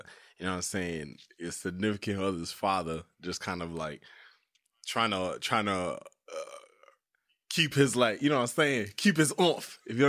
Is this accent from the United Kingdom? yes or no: no; Canada; I'm Canadian